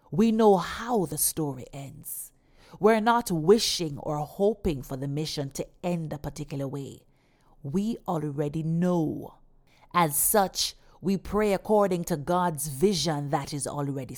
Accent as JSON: {"language": "English", "country": "Jamaica", "said": "my home country, Jamaica"}